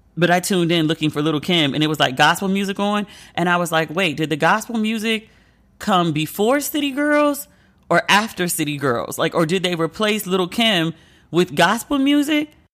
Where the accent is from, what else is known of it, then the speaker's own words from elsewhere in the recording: United States; I'm American